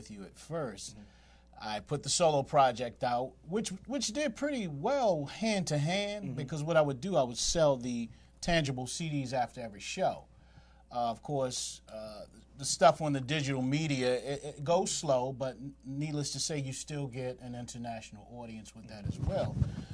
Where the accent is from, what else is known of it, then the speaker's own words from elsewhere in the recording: Washington, District of Columbia, United States; right here in D.C., my hometown